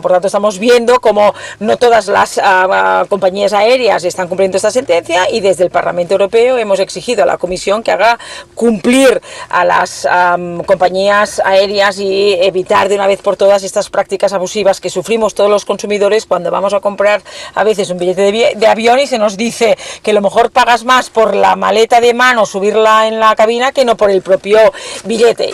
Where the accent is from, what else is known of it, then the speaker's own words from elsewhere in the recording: Catalonia, Spain; como catalana